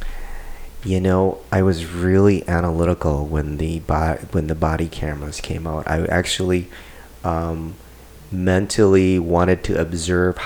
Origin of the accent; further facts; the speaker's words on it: St. Paul, Minnesota, United States; I ran around all over in St. Paul, so yeah, I mean, I grew up in St. Paul